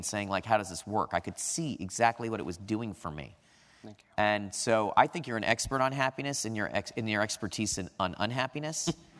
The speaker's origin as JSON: {"language": "English", "region": "California", "country": "United States", "said": "from California, the land of Reagan."}